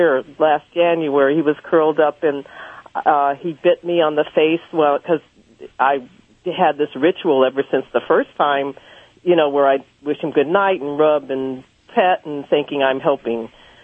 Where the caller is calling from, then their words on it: Los Angeles, California, United States; I'm calling from Los Angeles